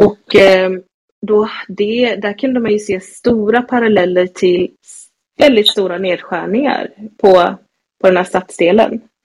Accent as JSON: {"language": "Swedish", "town": "Gothenburg", "region": "Västra Götaland", "country": "Sweden", "tie": "born or raised there", "also_born_or_lived": "Stockholm", "said": "jag är ju från Backa i, på Hisingen här i Göteborg"}